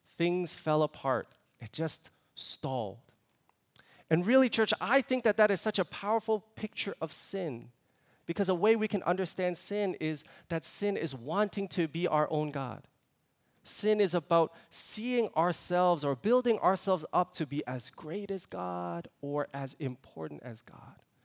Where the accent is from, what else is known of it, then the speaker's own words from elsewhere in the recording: Toronto, Ontario, Canada; moved away; I'm originally from Toronto, born and raised in Toronto